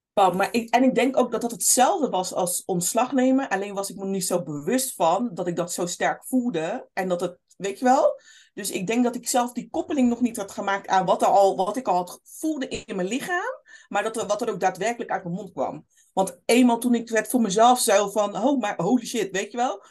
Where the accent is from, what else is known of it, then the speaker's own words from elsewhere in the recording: Rotterdam, South Holland, Netherlands; opgegroeid in Rotterdam, Kralingen, Krooswijk, Oude Noorder